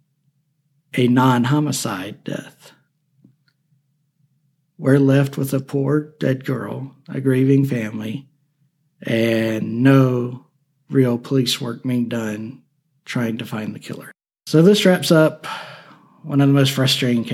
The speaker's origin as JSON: {"language": "English", "region": "Alabama", "country": "United States", "tie": "born or raised there", "said": "Alabama, my home state"}